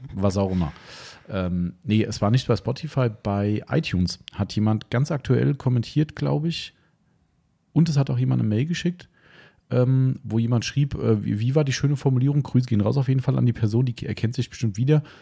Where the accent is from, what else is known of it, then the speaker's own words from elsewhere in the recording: Hessians, Hesse, Germany; also born or lived in Idstein; als Hessen